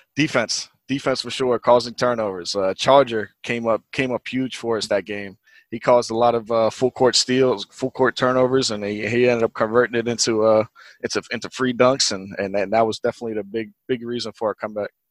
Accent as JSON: {"language": "English", "region": "Virginia", "country": "United States", "tie": "born or raised there", "also_born_or_lived": "New Jersey", "moved": "as an adult", "lives_now": "Detroit, United States", "said": "born in New Jersey, but I did grow up in, uh, in a kind of a, a country part of, uh, Virginia"}